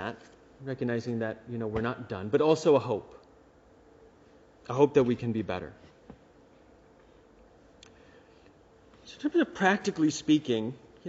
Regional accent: United States; I'm an American.

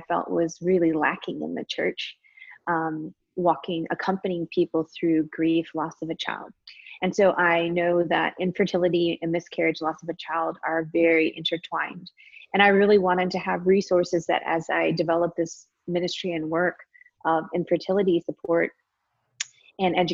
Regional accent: Michigan, United States; now in Austin, United States; I grew up in Michigan. I currently live in Austin, Texas

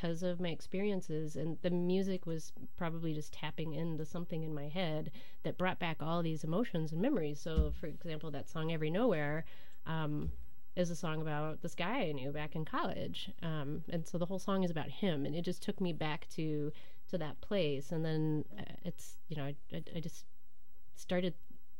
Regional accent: Kentucky, United States; moved away as an adult; also born or lived in Portland, Oregon / Durham, North Carolina / Romania; now in Milwaukee, United States; I'm from Kentucky

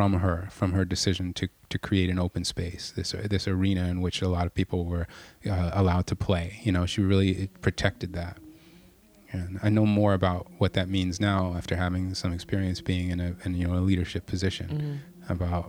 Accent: United States; I grew up in the States, like everybody else.

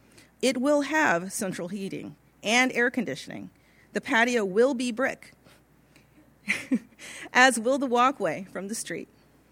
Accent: Pasadena, California, United States; I was born in Pasadena, California in 1947, and except for some scattered months of living in the desert just outside of Victorville, I lived in Pasadena until 1970.

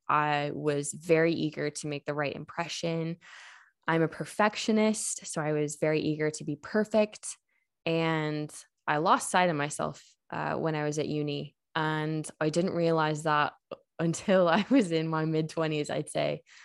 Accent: United States; moved away as an adult; now in Ireland; I am not Irish. Um, I come from the States

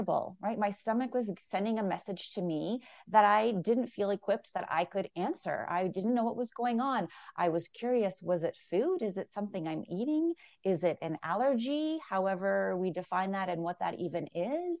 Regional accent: Toronto, Ontario, Canada; moved away as an adult; now in Calgary, Canada; I'm from Toronto originally, but I've been here for over 20 years

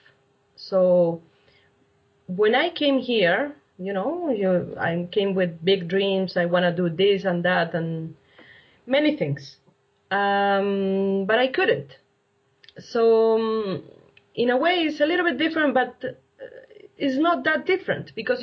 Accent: Argentina; moved away as an adult; now in Calgary, Canada; I'm coming from Argentina. I came to Canada 13 years ago.

